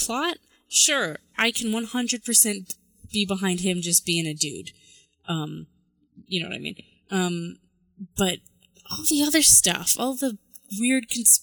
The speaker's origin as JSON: {"language": "English", "town": "Toronto", "region": "Ontario", "country": "Canada", "tie": "born or raised there", "moved": "yes", "lives_now": "British Columbia, Canada", "said": "I grew up in Toronto."}